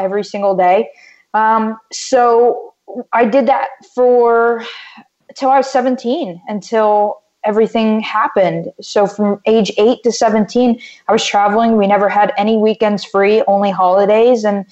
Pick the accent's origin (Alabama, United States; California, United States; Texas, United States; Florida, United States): Florida, United States; Wellington; also born or lived in Davie, Florida; I was born in Davie, Florida, and I moved up to Wellington, Florida, about an hour north when I was around 3.5